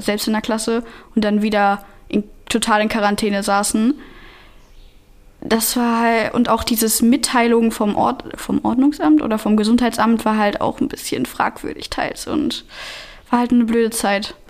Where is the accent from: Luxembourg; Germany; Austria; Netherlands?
Germany; ich bin Deutsche